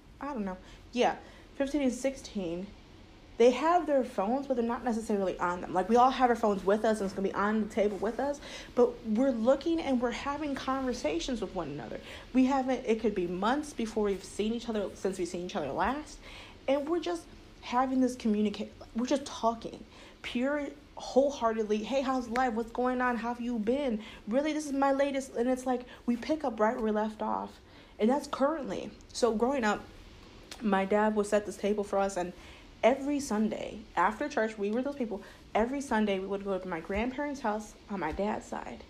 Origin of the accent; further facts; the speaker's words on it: United States; I was born here in the States.